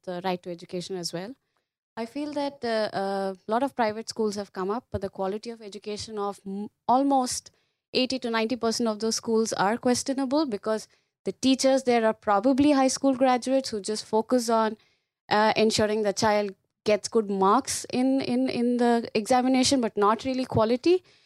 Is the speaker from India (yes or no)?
yes; India; from India